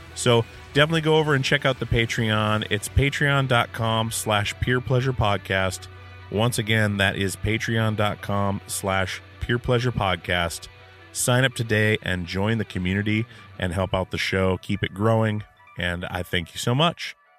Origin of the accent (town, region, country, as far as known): Alaska, United States; born or raised there